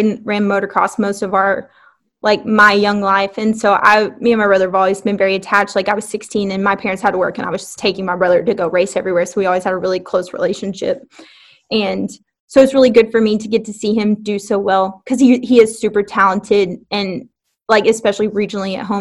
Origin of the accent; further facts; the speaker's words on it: Alexander, Arkansas, United States; I am from Alexander, Arkansas. My parents' home is 2 minutes away from I-30 Speedway. I grew up with a dad who raced modifieds